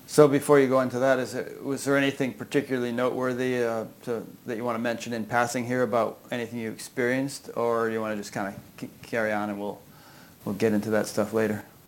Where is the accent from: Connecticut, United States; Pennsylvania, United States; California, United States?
Connecticut, United States; Southern; I grew up in Connecticut myself, Southern Connecticut